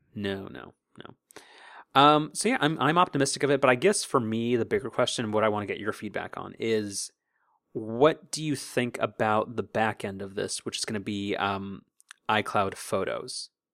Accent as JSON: {"language": "English", "region": "Southern California", "country": "United States", "said": "we're from Southern California"}